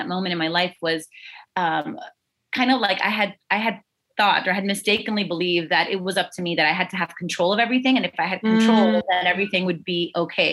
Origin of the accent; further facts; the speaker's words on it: South Florida, United States; I was born and raised in South Florida. Only lived here.